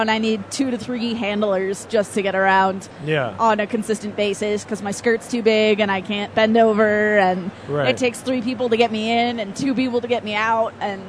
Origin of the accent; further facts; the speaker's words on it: Okinawa, Japan; moved away; also born or lived in Seattle; I was born in Okinawa